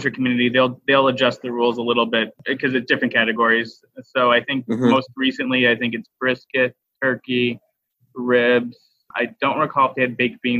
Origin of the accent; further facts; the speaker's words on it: Arkansas, United States; I grew up in Arkansas